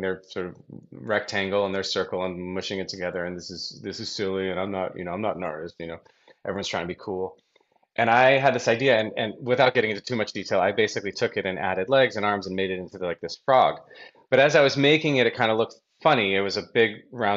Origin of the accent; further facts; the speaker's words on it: Brookline, Massachusetts, United States; I grew up in Brookline, Boston, okay. Massachusetts